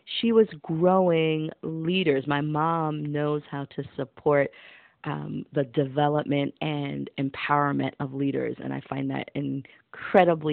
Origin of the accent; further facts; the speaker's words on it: New York City, New York, United States; also born or lived in Brooklyn, New York; I'm originally from the South Bronx, and now I make my home in Brooklyn, New York.